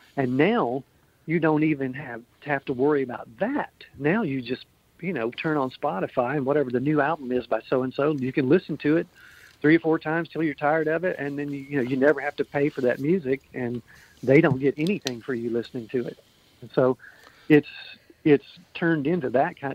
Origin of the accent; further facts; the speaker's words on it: Pearl, Mississippi, United States; also born or lived in Jackson, Mississippi / Springfield, Missouri; now in Kansas City, United States; I'm originally from Mississippi. I was born in Jackson, grew up in a suburb of Jackson called Pearl